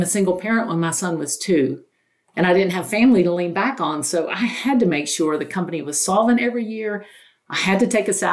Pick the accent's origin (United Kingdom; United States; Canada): United States; North Carolina; I grew up very poor in North Carolina in a single wide